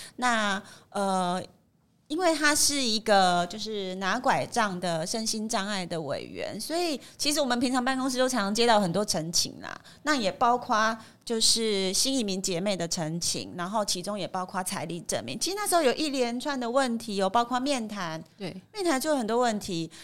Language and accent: Chinese; Taiwan; 因为我是台湾人，那些法令其实我不会用在我身上，我不用拿身份证，我生下来就有身份证